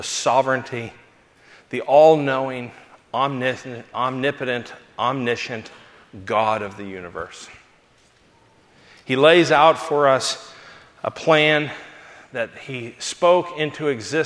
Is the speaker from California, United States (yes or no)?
yes; Los Angeles, California, United States; I was from Los Angeles